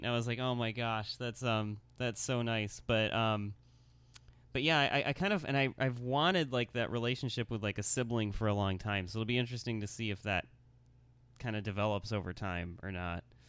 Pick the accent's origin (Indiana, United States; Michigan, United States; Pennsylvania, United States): Michigan, United States; Lansing; also born or lived in Grand Rapids, Michigan; born in Lansing, Michigan